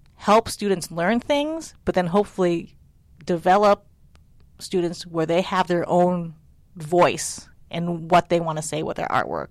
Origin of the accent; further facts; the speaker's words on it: United States; my sisters and I were born in the United States, so we're very American